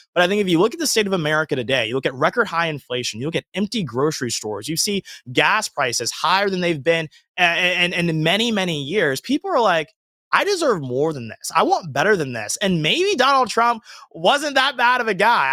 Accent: Georgia, United States; moved away as an adult; also born or lived in Alabama; now in Los Angeles, United States; I grew up in Georgia, born and raised there

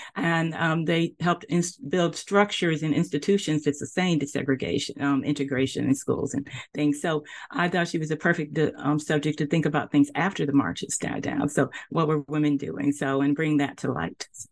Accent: Nashville, Tennessee, United States; moved away as an adult; also born or lived in Texas; now in Charlotte, United States; I grew up in Nashville, Tennessee

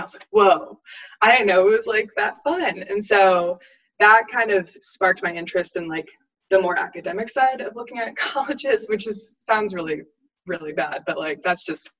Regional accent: Auburn, United States; also born or lived in North Carolina; like growing up in a big swimming family, like growing up in Auburn, and then North Carolina

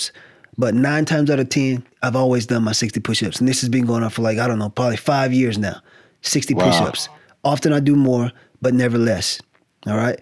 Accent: the South, United States; now in California, United States; I'm from the South. It's sort of like I left the South

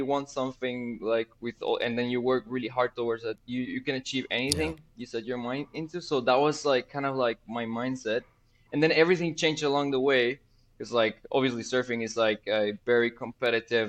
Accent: Guatemala; I am from Guatemala originally.

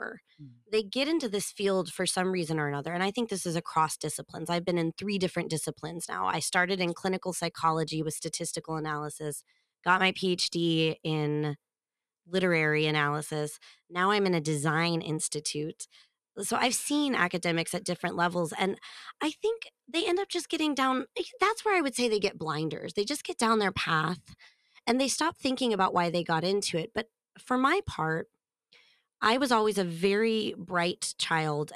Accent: United States; accent: American; moved away as an adult; now in Trondheim, Norway; as an American

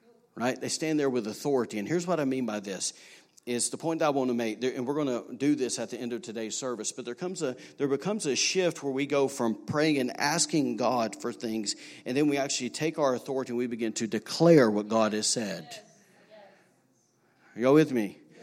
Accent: Alabama, United States; now in Rockport, Maine, United States; I'm from Alabama. I'm from a straight redneck state

